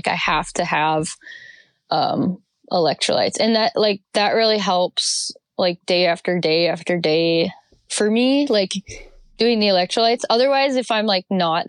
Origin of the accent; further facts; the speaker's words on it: north central Wisconsin, United States; also born or lived in Montana / Bellingham area, Washington; now in Washington, United States; I am from Wisconsin. Wisconsin, north central Wisconsin. I grew up snowboarding at a place that I will always know as Rip Mountain